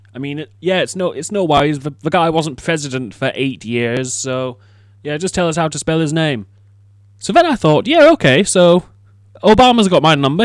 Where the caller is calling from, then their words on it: United Kingdom; I am calling from the United Kingdom